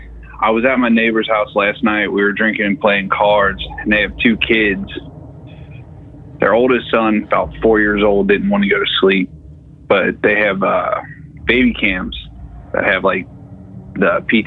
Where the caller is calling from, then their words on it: Cincinnati, Ohio, United States; from Cincinnati.